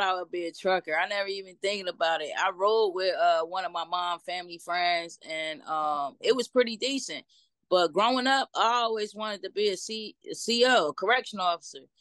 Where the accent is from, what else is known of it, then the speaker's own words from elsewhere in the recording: Trenton, New Jersey, United States; I'm from Trenton, New Jersey, born and okay, raised.